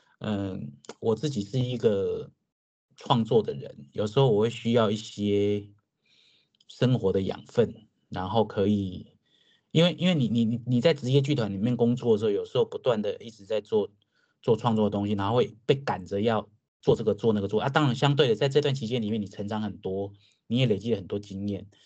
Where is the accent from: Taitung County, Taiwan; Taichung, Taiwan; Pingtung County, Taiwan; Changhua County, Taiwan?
Changhua County, Taiwan; also born or lived in Taipei; now in Kaohsiung, Taiwan; 我是彰化人。